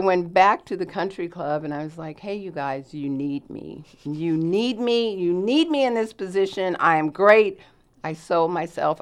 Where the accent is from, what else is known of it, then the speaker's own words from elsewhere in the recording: Los Angeles, California, United States; moved away as an adult; now in Southern Oregon, United States; I am born and raised in Los Angeles, California